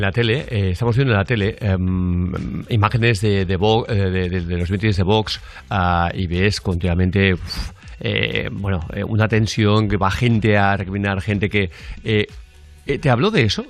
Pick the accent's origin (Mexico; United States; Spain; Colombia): Spain; yo soy de España